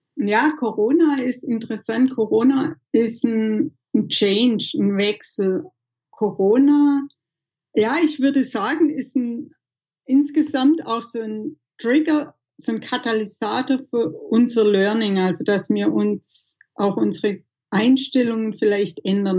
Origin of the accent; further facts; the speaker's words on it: Southern Germany, Germany; für mich ist Heimat schon hier Süddeutschland, wo ich aufgewachsen bin, wo ich kulturell geprägt bin